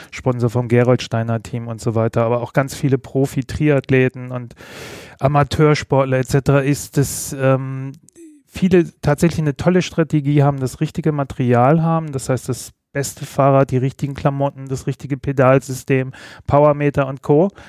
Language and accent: German; Bremen, Germany; Weder noch. Ich bin gebürtiger Bremer.